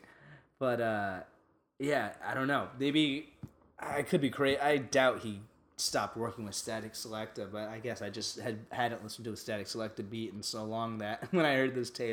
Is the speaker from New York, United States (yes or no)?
yes; New York, United States; we're from New York